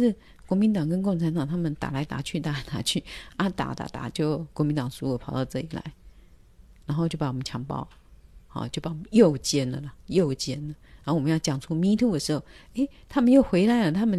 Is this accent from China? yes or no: no; Taiwan; 我们台湾人就是像我啦，人家来摸我话，我第一个动作在啪，马上把他打走。